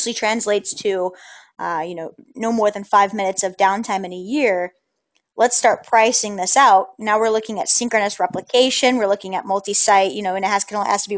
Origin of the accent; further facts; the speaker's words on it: New Orleans, Louisiana, United States; I'm from the New Orleans area